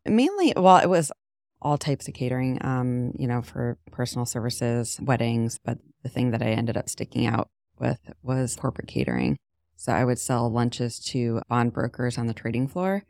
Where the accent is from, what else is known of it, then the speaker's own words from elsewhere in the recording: Canton, Ohio, United States; moved away as an adult; also born or lived in Jersey City / Hoboken; now in Shaker Heights, United States; I grew up in Canton